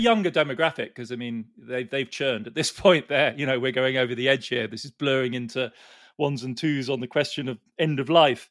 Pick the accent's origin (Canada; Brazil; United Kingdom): United Kingdom; as a Brit